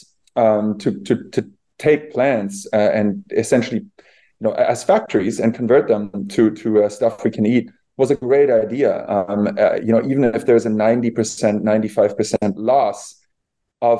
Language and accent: English; Bavaria, Germany; I grew up in Bavaria where, all of our civilization there, all the culture was built on animal agriculture.